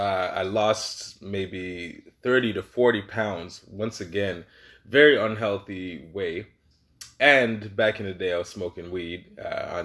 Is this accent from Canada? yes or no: yes; Toronto, Ontario, Canada; moved away as an adult; also born or lived in Caribbean (family); now in Regina, Canada; I'm from Toronto, you know, born and raised Toronto, Canada.